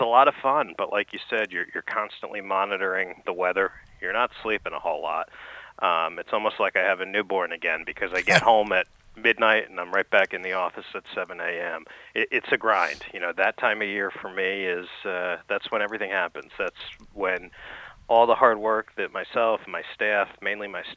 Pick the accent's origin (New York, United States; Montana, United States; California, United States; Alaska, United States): New York, United States; New York City; moved away; I grew up in New York City, just outside the city